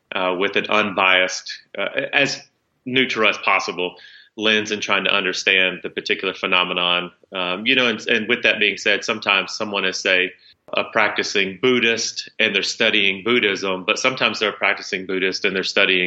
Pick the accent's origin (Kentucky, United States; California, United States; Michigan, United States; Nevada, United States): Kentucky, United States; South Central; growing up in South Central Kentucky, if you're not part of a church community, there's a lot of privileges you don't have